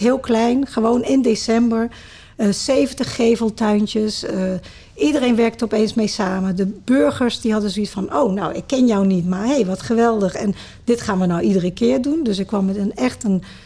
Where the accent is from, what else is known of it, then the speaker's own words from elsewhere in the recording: Sittard, Limburg, Netherlands; also born or lived in Maastricht; now in Culemborg, Netherlands; ik ben geboren in Limburg, in Sittard. Ja. Er zijn twee steden waar ik in opgegroeid ben, Sittard en Maastricht.